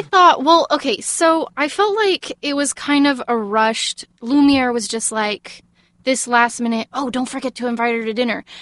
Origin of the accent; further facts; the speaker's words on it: Texas, United States; I'm from Texas